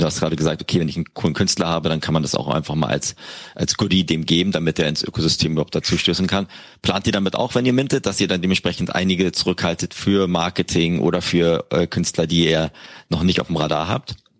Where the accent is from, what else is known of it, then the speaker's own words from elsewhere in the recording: Berlin, Germany; ich bin ja Berliner